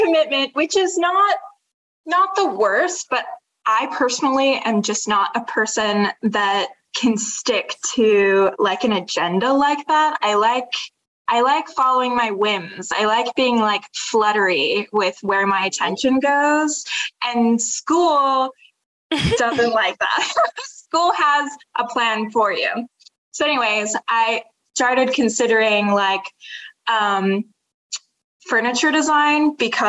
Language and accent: English; Utah, United States; moved away as an adult; now in New York City, United States; I'm originally from Utah, but I've been in New York now for 2 years